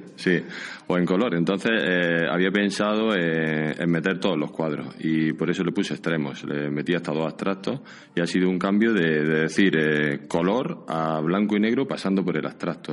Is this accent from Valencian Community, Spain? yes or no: no; Jun, Andalusia, Spain; now in San Sebastián, Spain